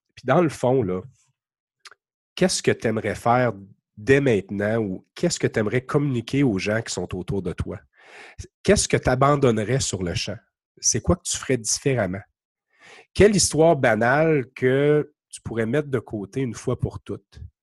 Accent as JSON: {"language": "French", "region": "Quebec", "country": "Canada", "accent": "Québec", "said": "mon accent du Québec"}